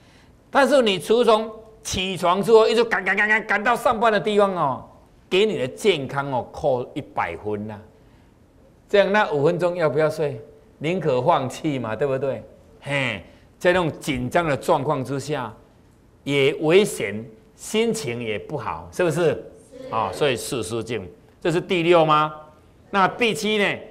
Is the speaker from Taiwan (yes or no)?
no; China; 我们中国人是讲气呀，血气血气哈。当然，美国人他是不讲气的，他们是讲血液循环，我们是讲气。